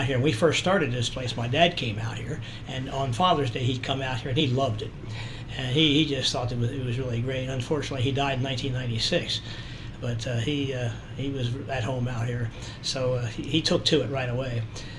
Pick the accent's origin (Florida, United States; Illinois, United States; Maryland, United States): Maryland, United States; Baltimore; moved away; also born or lived in Arkansas / Altus; I grew up in Maryland, Baltimore, Maryland.